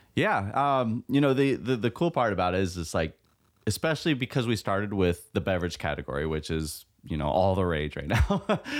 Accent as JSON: {"language": "English", "region": "California", "country": "United States", "tie": "born or raised there", "said": "born and raised in California, so it's like part of my blood"}